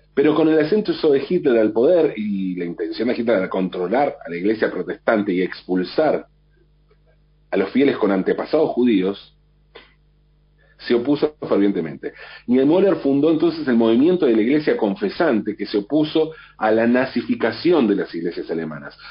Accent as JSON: {"language": "Spanish", "country": "Argentina", "said": "para nosotros en la Argentina"}